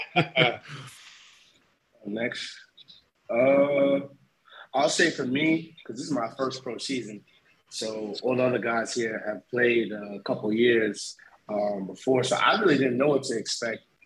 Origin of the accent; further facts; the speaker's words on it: North Babylon, New York, United States; moved away as an adult; I'm from Long Island, New York. from a town called North Babylon, New York.